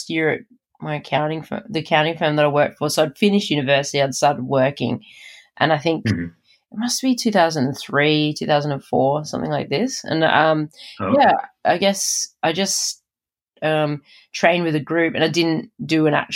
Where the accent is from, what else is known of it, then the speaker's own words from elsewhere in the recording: Adelaide, South Australia, Australia; moved away; That's my hometown